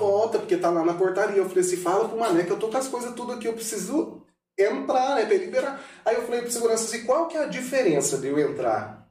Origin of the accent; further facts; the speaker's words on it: Brazil; eu sou daqui de Pedro Alvo, o povo me conhece